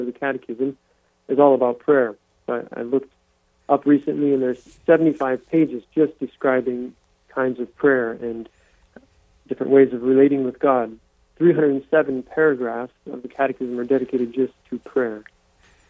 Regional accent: Diocese of Sioux Falls, South Dakota, United States; I'm born and raised in the Diocese of Sioux Falls

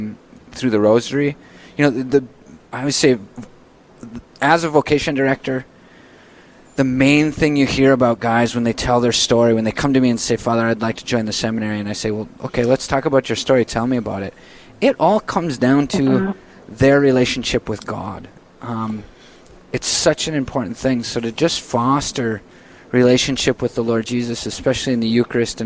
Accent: Ely, Minnesota, United States; I grew up in Ely, Minnesota, and so we're a pretty big family up there in Ely

